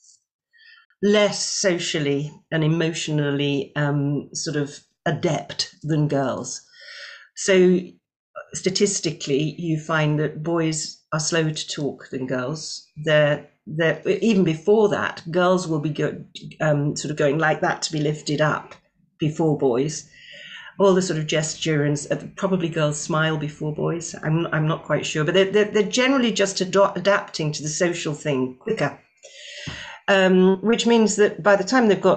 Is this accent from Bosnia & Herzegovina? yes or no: no; Scotland, United Kingdom; my home country of Scotland